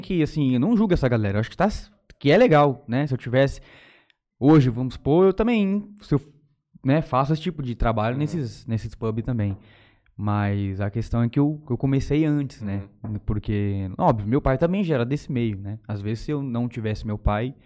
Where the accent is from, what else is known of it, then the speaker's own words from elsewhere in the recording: São Francisco, São Paulo, Brazil; also born or lived in Palmeira d'Oeste; eu sou natural ali de São Francisco mesmo, cidadezinha aqui perto de Jales